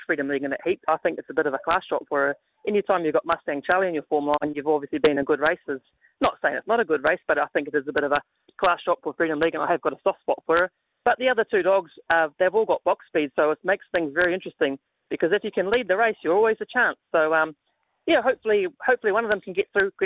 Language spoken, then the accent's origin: English; New Zealand; moved away as an adult; I'm a Kiwi boy